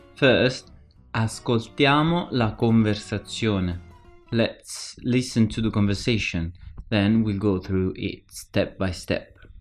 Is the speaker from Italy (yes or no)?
yes; Naples, Campania, Italy; now in Milan, Italy; I live in Milan now, but I'm originally from Naples.